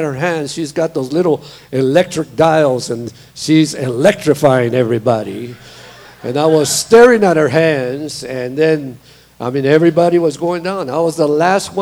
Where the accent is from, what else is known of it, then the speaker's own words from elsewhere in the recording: Beeville, Texas, United States; also born or lived in Corpus Christi, Texas; I'm a Texan, born in Corpus Christi, Texas, and raised in a little city called Beeville, Texas.